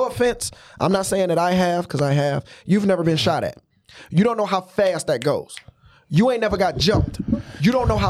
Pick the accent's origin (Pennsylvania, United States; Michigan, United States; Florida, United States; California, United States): Michigan, United States; Detroit; now in Columbus, United States; we grew up in Brightmoor.